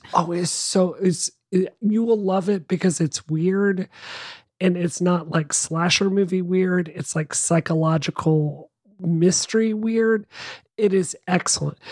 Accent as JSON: {"language": "English", "town": "Boston", "region": "Massachusetts", "country": "United States", "said": "as a Bostonian"}